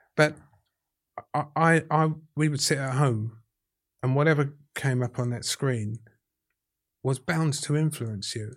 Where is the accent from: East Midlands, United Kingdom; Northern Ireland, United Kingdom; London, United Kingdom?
London, United Kingdom; accent: Cockney; I'm as Cockney as Jelly Dilts.